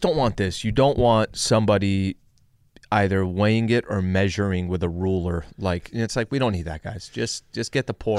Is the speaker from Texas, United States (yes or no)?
no; El Cajon, California, United States; I'm from San Diego